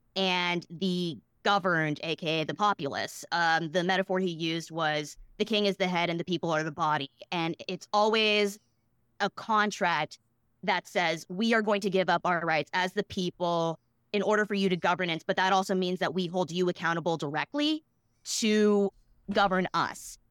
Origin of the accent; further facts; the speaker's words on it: Boston, Massachusetts, United States; I grew up in Boston